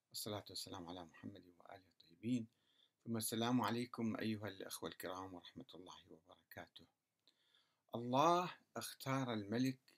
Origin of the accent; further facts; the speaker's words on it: Kurdistan Region, Iraq; ليس فقط في السعودية آه، آه، حتى في العراق عندنا في كردستان بعض المشايخ السلفيين